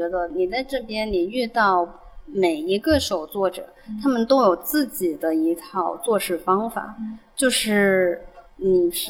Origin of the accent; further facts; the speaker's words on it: Guangdong, China; accent: Cantonese; 那我细不细要换一下我的我的广东口音？